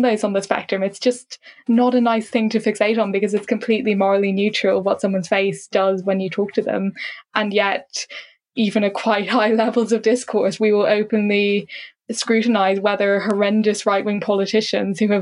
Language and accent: English; Ireland